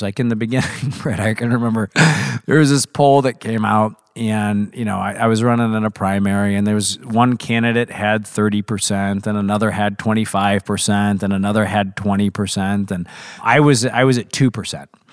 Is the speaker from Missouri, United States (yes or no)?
yes; Missouri, United States; I was very fortunate to grow up in Missouri